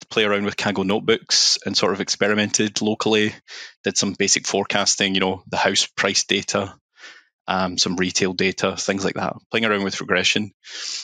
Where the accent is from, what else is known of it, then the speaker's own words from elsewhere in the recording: Glasgow, Scotland, United Kingdom; moved away as an adult; also born or lived in London; I'm from Glasgow, that kind of area